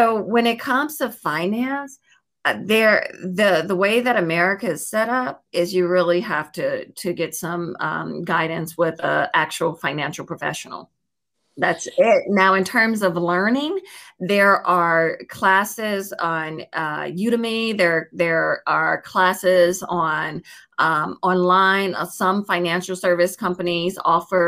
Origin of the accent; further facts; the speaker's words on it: Chicago, Illinois, United States; now in Los Angeles, United States; I'm from Chicago, Illinois, born and raised, but I live out in Los Angeles, California